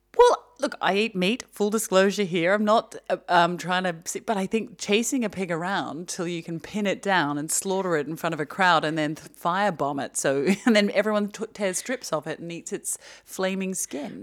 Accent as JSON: {"language": "English", "country": "Australia", "tie": "born or raised there", "moved": "yes", "said": "growing up in Australia"}